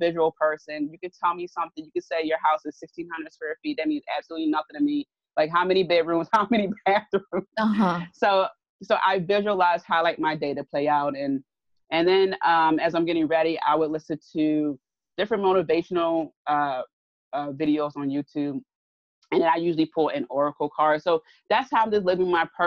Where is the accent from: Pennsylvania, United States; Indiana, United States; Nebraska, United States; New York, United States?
Pennsylvania, United States; Philadelphia; I'm from South Philly, born and raised